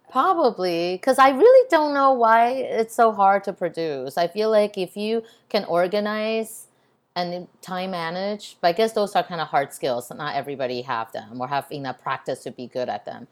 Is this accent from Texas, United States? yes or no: yes; Texas, United States; also born or lived in Taiwan; I grew up in Texas where I grew up in a time where being Asian is not cool